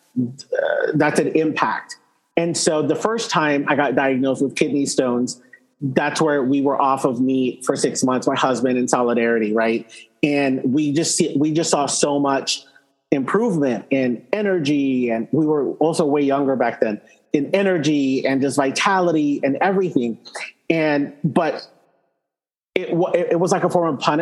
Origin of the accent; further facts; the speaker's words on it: Texas, United States; I grew up, you know, I'm Texan